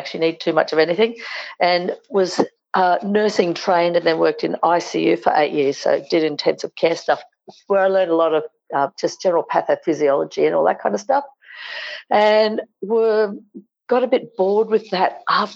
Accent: Australia; we're convicts. We came over on those first fleets, chained

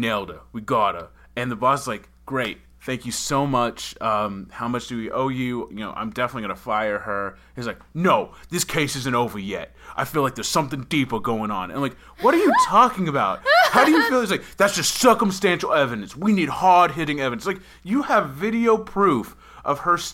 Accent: Boston, Massachusetts, United States; accent: Boston; now in Los Angeles, United States; I get my Boston accent back

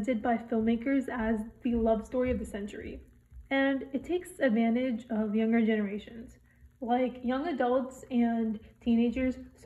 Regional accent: United States; I'm a South Asian American

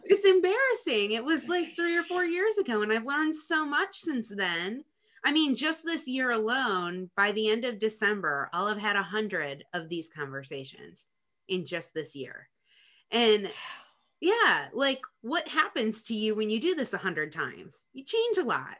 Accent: Rochester, New York, United States; now in North Carolina, United States; I'm from Rochester, New York.

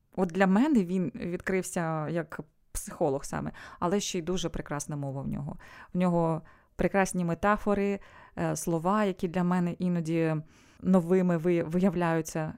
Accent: Sievierodonetsk, Luhansk Oblast, Ukraine; moved away as an adult; now in Spain; Я народилася в Сєвєродонецьку.

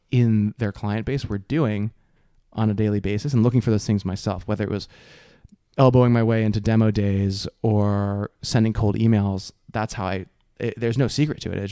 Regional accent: New Jersey, United States; moved away as an adult; also born or lived in Dartmouth, New Hampshire / San Francisco Bay Area; I grew up in Jersey.

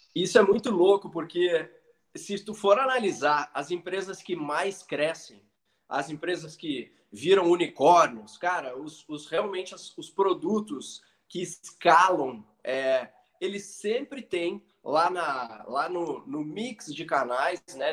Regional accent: Porto Alegre, Rio Grande do Sul, Brazil; moved away as an adult; also born or lived in Florianópolis; now in São Paulo, Brazil; Eu sou gaúcho de Porto Alegre, morei cinco anos em Floripa, agora que eu tô aqui em São Paulo

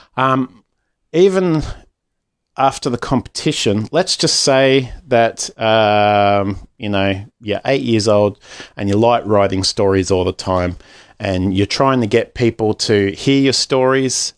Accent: Australia; Aussie Dad

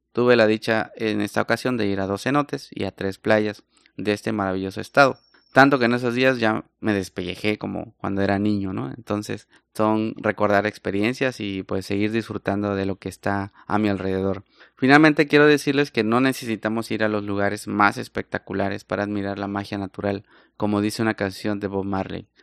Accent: Salina Cruz, Oaxaca, Mexico; en las playas del Pacífico, en Salina Cruz, Oaxaca, de donde yo soy

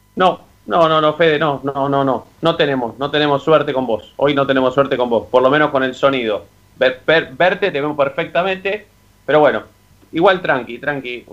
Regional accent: Avellaneda, Buenos Aires Province, Argentina; yo soy de Avellaneda

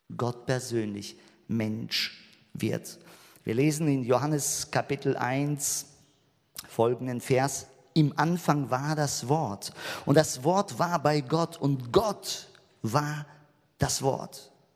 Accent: Germany; bei uns in Deutschland, wir haben so viele Spielzeuge.

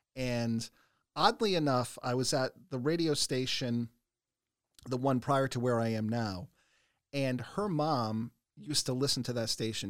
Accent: Smithfield, Rhode Island, United States; also born or lived in Los Angeles; I grew up in Smithfield

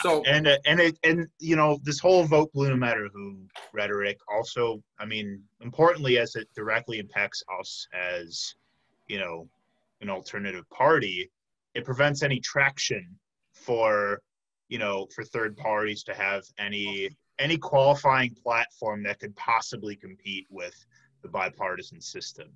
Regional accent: Flossmoor, Illinois, United States; I grew up in Flossmoor, Illinois, which is on the in the south suburbs of Chicago.

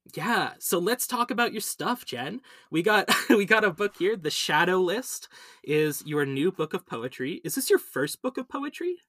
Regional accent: Vancouver, British Columbia, Canada; moved away as an adult; also born or lived in Ontario; I was born here and I lived here for most of my life, but I did my undergrad, at Western.

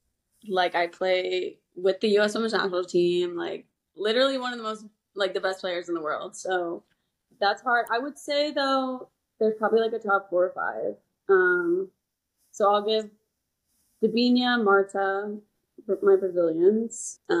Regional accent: Kansas City, United States; moved away as an adult; also born or lived in Texas; now in Houston, United States; I am from Kansas City, grew up in Kansas City, went to Texas A&M, and now I play for the Houston Dash in Texas

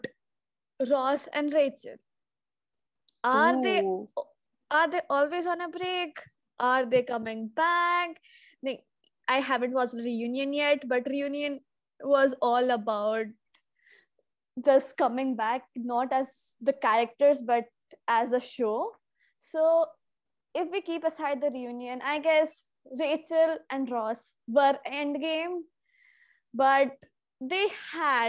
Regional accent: India; I'm 17. I'm from India

